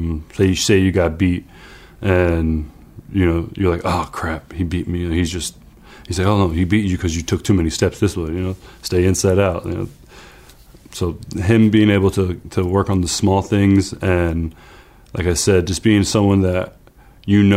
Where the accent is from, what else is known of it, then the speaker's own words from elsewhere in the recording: South Florida, United States; also born or lived in East Meadow, New York; I was born in East Meadow, and when my parents divorced when I was three, I went down to South Florida